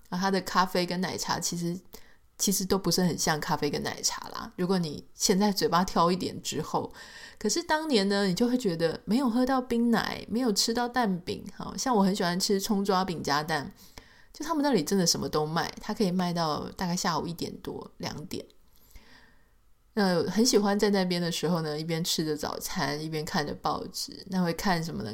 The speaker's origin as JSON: {"language": "Chinese", "country": "Taiwan", "tie": "born or raised there", "said": "在台湾长大"}